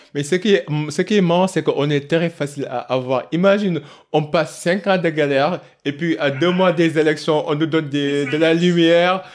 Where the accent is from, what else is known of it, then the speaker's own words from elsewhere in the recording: Kaolack, Senegal; moved away; je suis originaire de Kaolak